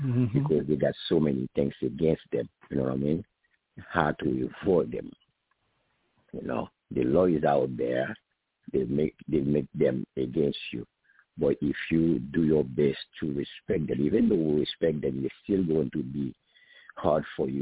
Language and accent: English; Haiti; moved away; I'm from Haiti